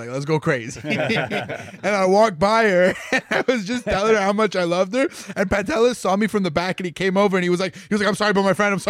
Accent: Canada; as a Canadian like comic

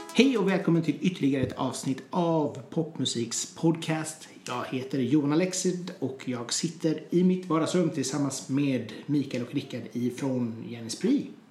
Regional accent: Hunnebostrand, Västra Götaland, Sweden; moved away; also born or lived in Trollhättan; Jag är från Hunnebostrand från början

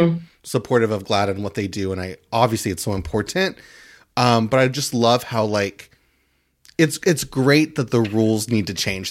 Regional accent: Christian County, Kentucky, United States; also born or lived in Fort Campbell, Kentucky; I was born in Fort Campbell, Kentucky, which is an army base

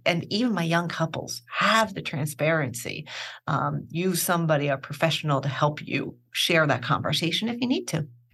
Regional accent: Philadelphia, Pennsylvania, United States; moved away as an adult; also born or lived in Rome; born and raised in Philadelphia

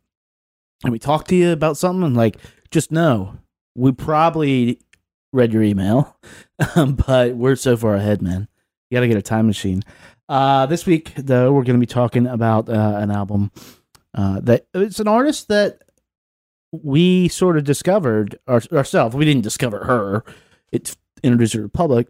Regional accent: Lynchburg, Virginia, United States; now in Washington, D.C., United States; my hometown of Lynchburg, Virginia

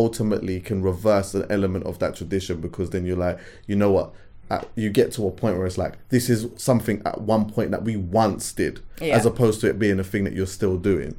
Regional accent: Jamaica; I'm Jamaican.

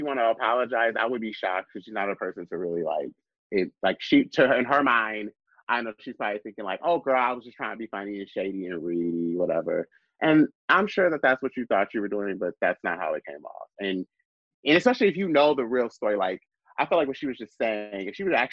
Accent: Lansing, Michigan, United States; moved away; also born or lived in Chicago; my hometown, Lansing, Michigan

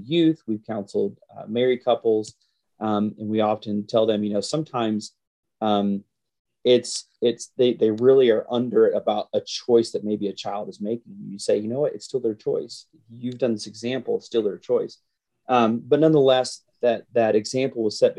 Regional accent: Carrollton, Georgia, United States; born or raised there; moved away as an adult; also born or lived in Grand Rapids, Michigan

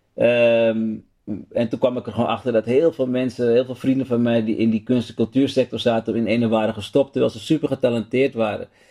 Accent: Amsterdam, North Holland, Netherlands; Ik ben opgegroeid in Amsterdam Zuidoost. Um, Holendrecht om precies te zijn.

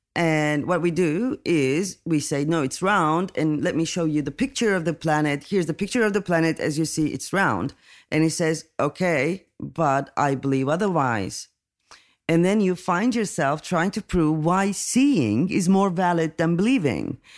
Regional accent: Turkey; I'm coming from Turkey

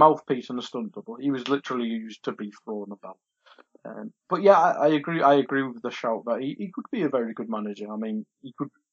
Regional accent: United Kingdom; as British people

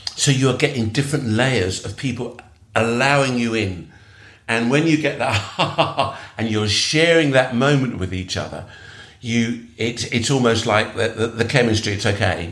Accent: London, United Kingdom; I'm born in England. I'm British. I'm, uh, I you know, and I'm come from multicultural Britain. Perhaps because I'm living in London, and I grew up with lots of uh, people whose parents were immigrant like like mine

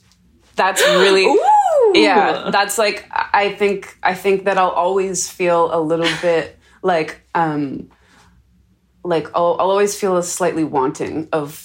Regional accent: Canada; being Canadian

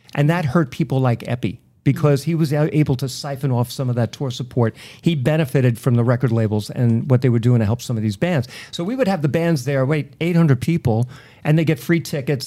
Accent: Merrick, New York, United States; now in Massapequa Park, United States; I grew up in Merrick

